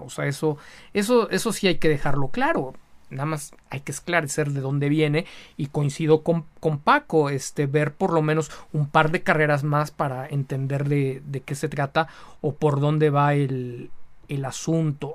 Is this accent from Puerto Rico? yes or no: no; Mexico; como buenos mexicanos